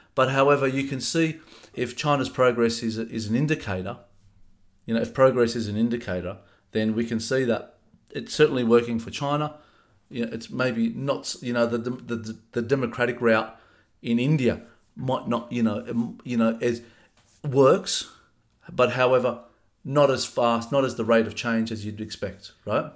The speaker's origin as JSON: {"language": "English", "town": "Sydney", "region": "New South Wales", "country": "Australia", "tie": "born or raised there", "said": "I was born in 1977 in uh, Fairfield, the old Fairfield Hospital"}